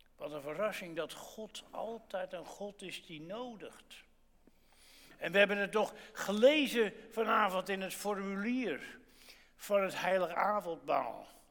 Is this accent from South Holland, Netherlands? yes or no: yes; Gouda, South Holland, Netherlands; ik ben in Gouda geboren. En toen ik kind was, was de donderdags in Gouda altijd varkensmarkt